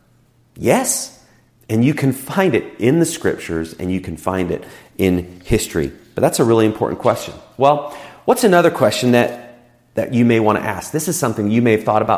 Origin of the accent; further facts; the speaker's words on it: United States; us as Americans